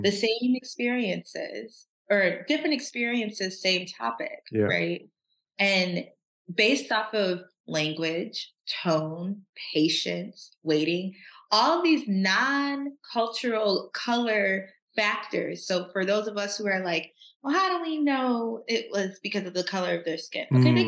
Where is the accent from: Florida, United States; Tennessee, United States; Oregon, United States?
Tennessee, United States; Nashville; What people don't know about me is I grew up I was born in Nashville, Tennessee, and I went to Meharry preschool and kindergarten